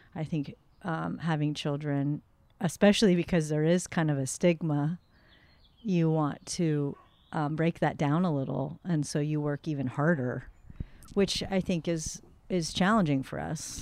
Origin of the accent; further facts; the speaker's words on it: the Northwest, Pacific Northwest, United States; moved away as an adult; now in North County, San Diego, United States; I grew up in the Northwest